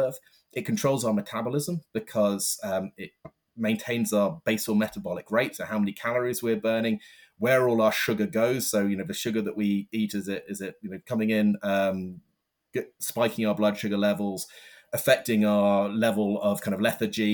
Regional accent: London, United Kingdom; I'm from London

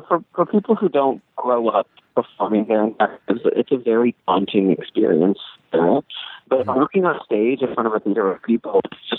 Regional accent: Claremont, California, United States; I grew up in Claremont.

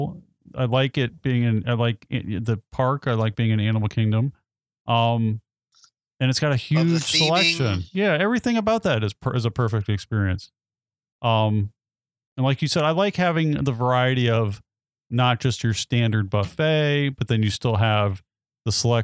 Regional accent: Sarasota, Florida, United States; when I grew up in Sarasota

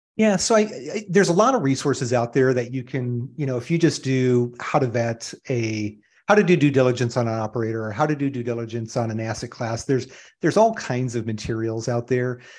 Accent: Iron River, Michigan, United States; moved away as an adult; also born or lived in Southern California; now in Phoenix, United States; I grew up in small town U S A, small little city in northern Michigan in what is called the U P, in the Upper Peninsula of Michigan, um, Iron River

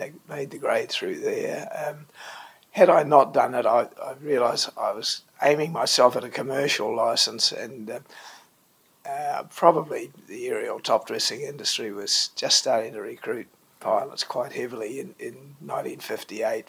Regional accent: Hamilton, Waikato, New Zealand; I born and grew up in Hamilton

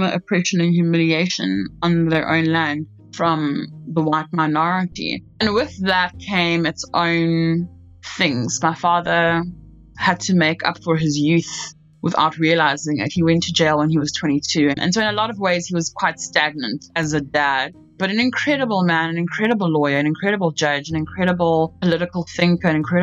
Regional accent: Port Elizabeth, Eastern Cape, South Africa; moved away as an adult; also born or lived in New York City; now in New York, United States; I am originally from Port Elizabeth, South Africa. I currently live in New York

